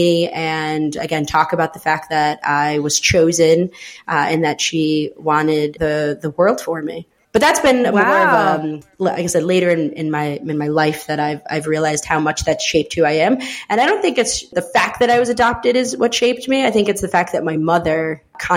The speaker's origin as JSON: {"language": "English", "town": "Schenectady", "region": "New York", "country": "United States", "tie": "born or raised there", "also_born_or_lived": "El Salvador", "said": "I grew up upstate New York in a city called Schenectady outside of Albany."}